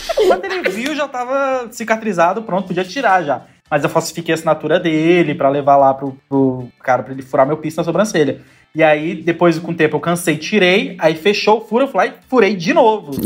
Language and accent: Portuguese; Florianópolis, Santa Catarina, Brazil; moved away as an adult; now in Rio de Janeiro, Brazil; eu sou do sul, eu sou de Florianópolis. Eu nasci, cresci lá